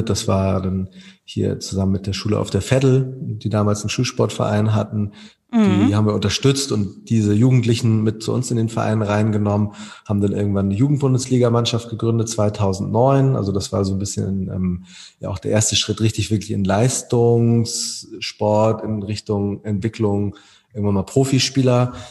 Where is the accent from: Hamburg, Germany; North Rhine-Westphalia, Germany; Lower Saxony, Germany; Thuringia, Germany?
Hamburg, Germany; wir sind alle Hamburger Basketballer